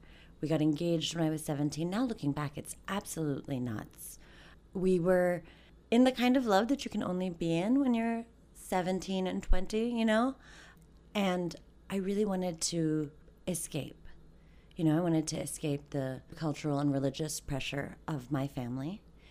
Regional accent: Maryland, United States; born there; also born or lived in Bangladesh; So I was born here in Maryland, and my parents had migrated here 10 years prior during the Bangladesh-Pakistan War.

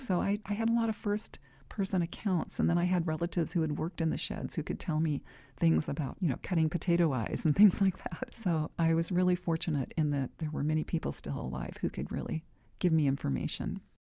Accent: Bakersfield, California, United States; I grew up in Bakersfield, California

